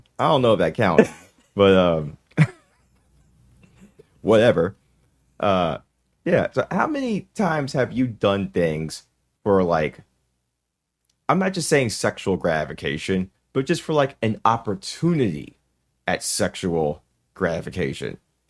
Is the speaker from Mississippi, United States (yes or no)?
yes; Mississippi, United States; We're from Mississippi.